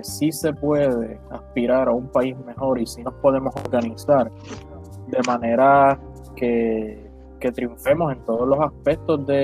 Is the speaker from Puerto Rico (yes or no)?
yes; Puerto Rico; como puertorriqueños